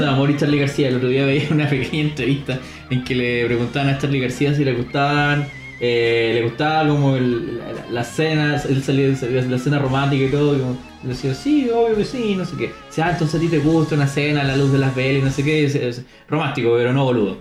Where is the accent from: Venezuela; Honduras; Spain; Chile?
Chile; Los Ángeles, Biobío; moved away; nací en Los Ángeles, una ciudad de mierda